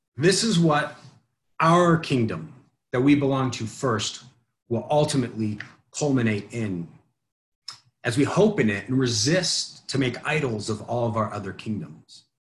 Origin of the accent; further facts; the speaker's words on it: United States; as an American Christian